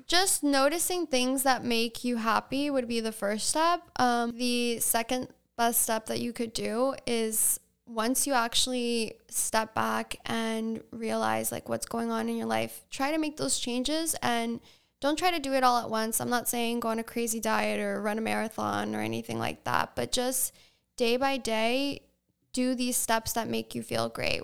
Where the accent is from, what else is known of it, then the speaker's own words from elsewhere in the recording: Sag Harbor, New York, United States; also born or lived in Southampton, New York / East Hampton, New York / Costa Rica; I was born in Southampton Hospital, grew up on top of Sag Harbor Pharmacy until I was about six years old, went to Sag Harbor Elementary